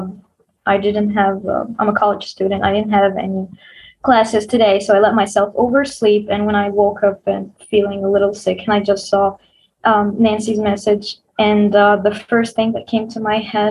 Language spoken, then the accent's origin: English; Egypt; I'm from Egypt.